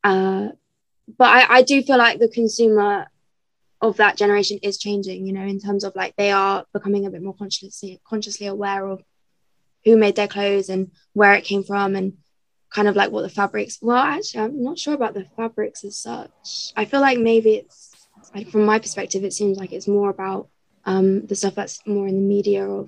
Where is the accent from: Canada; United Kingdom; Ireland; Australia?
United Kingdom; Somerset, South West England; now in London, United Kingdom; I'm from Somerset